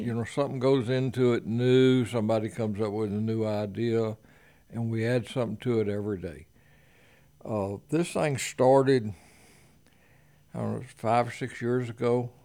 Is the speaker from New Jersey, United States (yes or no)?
no; Conroe, Texas, United States; I was born and raised here in Conroe